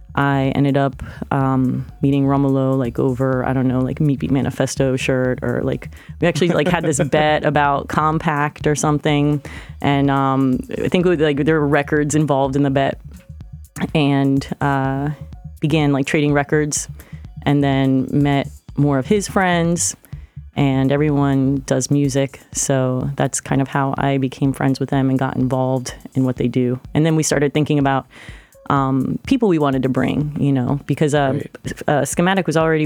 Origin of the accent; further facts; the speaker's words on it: Fort Lauderdale, Florida, United States; moved away as an adult; also born or lived in Miami / Brooklyn, New York; now in Lima, Peru; No, I was born in Fort Lauderdale. I'm from Broward County originally.